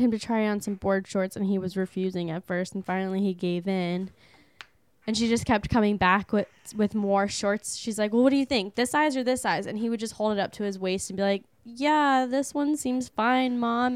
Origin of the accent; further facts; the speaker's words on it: California, United States; we're coming from California